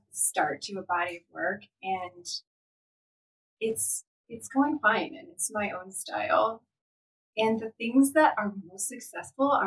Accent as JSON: {"language": "English", "town": "Denver", "region": "Colorado", "country": "United States", "tie": "born or raised there", "said": "I was born in Denver. I grew up there. I'm a Coloradan through and through."}